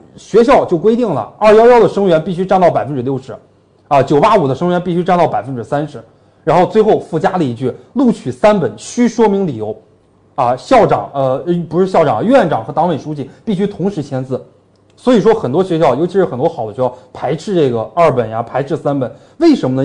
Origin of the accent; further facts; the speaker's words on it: Northeast China, China; accent: Northeastern Mandarin; 用我们东北话来讲就是没毛病